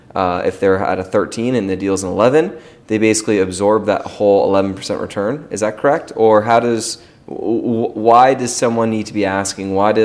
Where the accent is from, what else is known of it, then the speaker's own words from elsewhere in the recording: Menlo Park, California, United States; I'm from Menlo Park